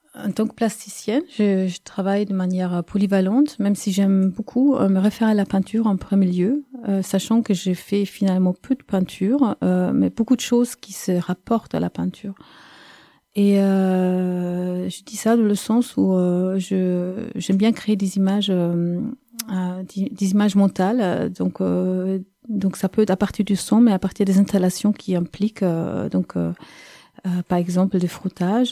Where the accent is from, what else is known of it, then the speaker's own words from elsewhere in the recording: Munich, Bavaria, Germany; now in Montpellier, France; Je suis née en Allemagne, à Munich. Des parents qui sont pas allemands. Et aujourd'hui, je vis à Montpellier